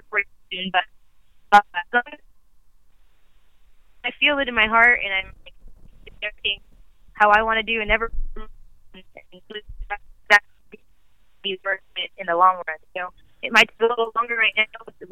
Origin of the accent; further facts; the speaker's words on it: Rio Grande Valley, Texas, United States; I'm from the Rio Grande Valley, which is the tip of Texas.